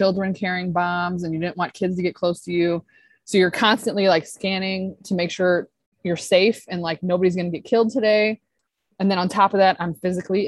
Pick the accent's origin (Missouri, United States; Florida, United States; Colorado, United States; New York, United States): Missouri, United States; St. Louis; moved away as an adult; I grew up in St. Louis, Missouri